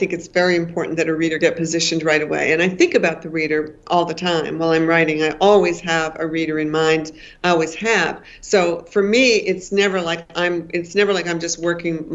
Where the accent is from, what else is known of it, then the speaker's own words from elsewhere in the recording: Maine, United States; I come from many generations of Maine